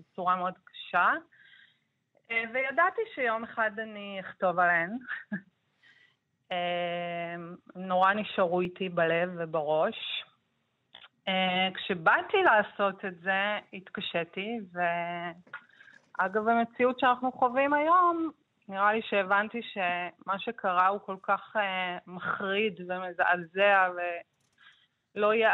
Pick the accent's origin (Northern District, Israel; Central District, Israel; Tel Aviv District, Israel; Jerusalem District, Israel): Jerusalem District, Israel; Jerusalem; אני גדלתי בירושלים בניינטיז, אז חוויתי הרבה מאוד פיגועים.